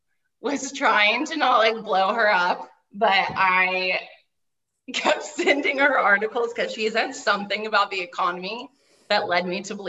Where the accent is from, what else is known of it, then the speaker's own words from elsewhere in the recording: Dallas, Texas, United States; moved away; I'm originally from Dallas